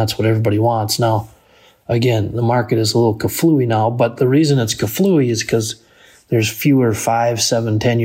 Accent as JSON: {"language": "English", "town": "Benson", "region": "Minnesota", "country": "United States", "tie": "born or raised there", "said": "my hometown of Benson, Minnesota"}